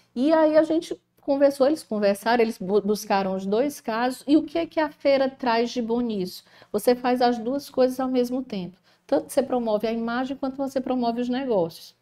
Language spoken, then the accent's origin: Portuguese; Ceará, Brazil; Sou cearense, né, com muito orgulho